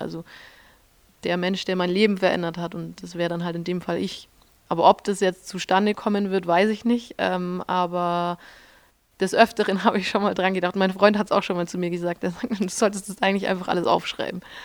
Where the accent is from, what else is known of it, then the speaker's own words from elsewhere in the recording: Schwangau, Bavaria, Germany; moved away as an adult; also born or lived in Munich / Switzerland / Austria; das ist das Hotel Rübezahl in Schwangau. Genau, das ist das Hotel meiner Eltern. da bin ich aufgewachsen und groß geworden.